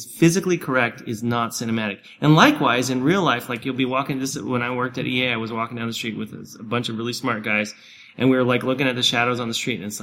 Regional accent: Oregon, United States; in my hometown, actually, I worked, up in Oregon, I worked as an intern in high school

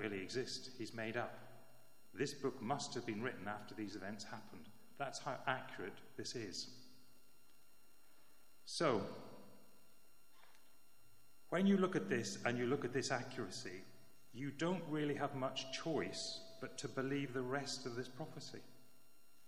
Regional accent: Northern Ireland, United Kingdom; When I was growing up in Northern Ireland

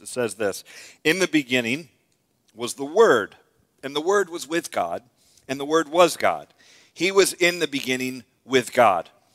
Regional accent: United States; I was born in America

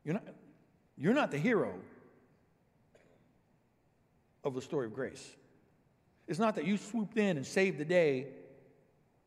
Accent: Illinois, United States; also born or lived in Dallas-Fort Worth, Texas; Vicki and I grew up here in Illinois

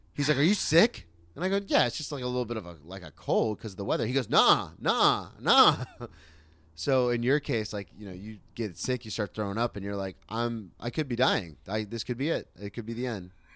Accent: Florida, United States; moved away as an adult; also born or lived in Oklahoma City

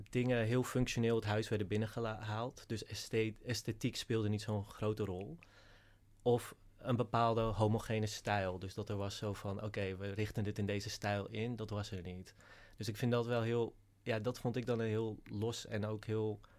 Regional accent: Langendijk, North Holland, Netherlands; Uh, in Langendijk. een heel klein dorpje. En ons uitzicht was ook echt letterlijk op een koeienlandschap.

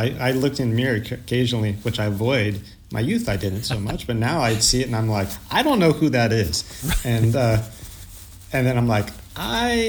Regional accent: Modesto, California, United States; now in Long Beach, United States; I grew up in Modesto, California

